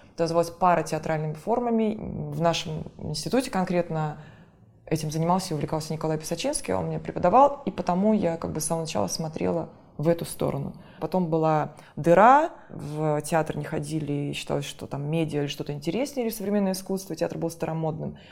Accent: Russia; now in Moscow, Russia; мы, провинциалы, уже живем в Москве

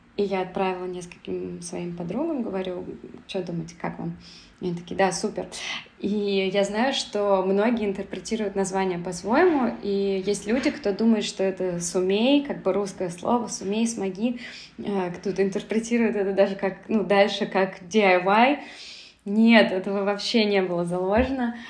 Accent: Saint Petersburg, Russia; moved away as an adult; also born or lived in Moscow; now in Berlin, Germany; я родилась и выросла в Петербурге, и потом жила в Москве

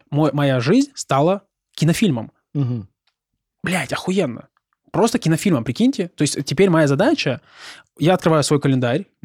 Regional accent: Rostov-on-Don, Rostov Oblast, Russia

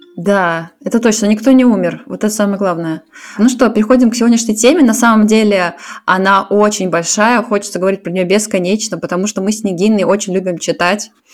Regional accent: Saint Petersburg, Russia; now in Zurich, Switzerland; я из Питера, сейчас живу в Цюрихе

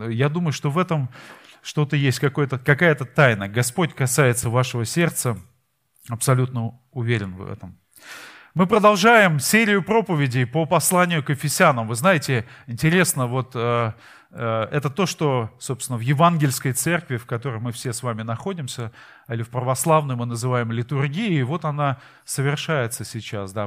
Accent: Saint Petersburg, Russia; мы из Питера

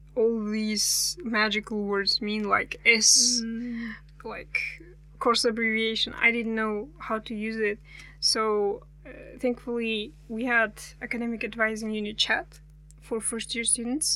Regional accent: Almaty Region, Kazakhstan; English is a second language; I'm actually from Almaty, but not from the city

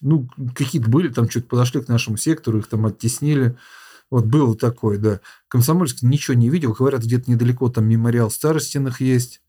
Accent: Lipetsk, Lipetsk Oblast, Russia; сам из города металлургов, э, там примерно такой же завод у нас в Липецке.

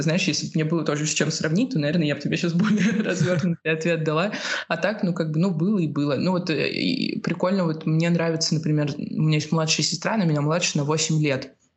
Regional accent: Russia; moved away as an adult; also born or lived in Spain; now in Lisbon, Portugal; я уехала тоже из России

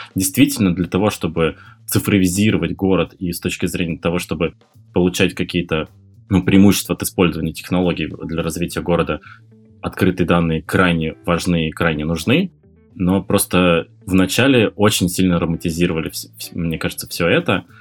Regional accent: Murmansk, Murmansk Oblast, Russia; moved away; в тот момент я жил э, у себя на родине в Мурманске

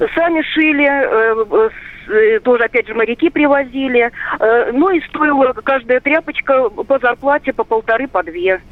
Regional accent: Vilnius, Vilnius County, Lithuania; moved away; also born or lived in Moscow; Я сама из Вильнюса

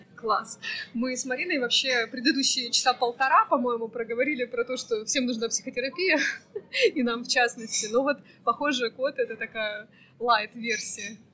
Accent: Yekaterinburg, Sverdlovsk Oblast, Russia; moved away as an adult; now in Almaty, Kazakhstan; из Екатеринбурга, моего родного города

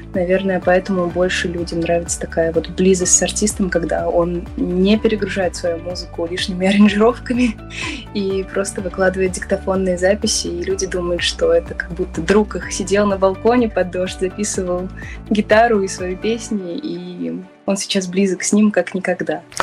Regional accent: Samara, Samara Oblast, Russia; мой родной город Самара

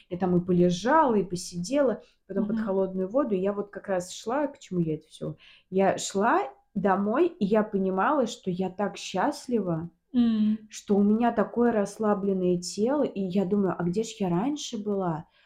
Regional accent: Volga region, Russia; но я волжанка еще. Я волжанка. Мы, ну я... да

